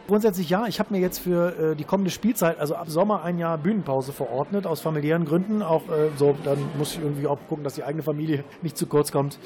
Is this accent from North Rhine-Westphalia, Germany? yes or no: yes; Krefeld, North Rhine-Westphalia, Germany; Ich komme ja aus Krefeld Krefeld